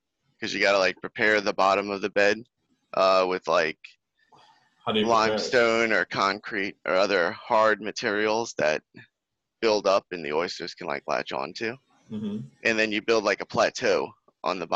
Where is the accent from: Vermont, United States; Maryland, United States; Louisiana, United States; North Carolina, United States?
Louisiana, United States; New Orleans; I'm from New Orleans, from around this area.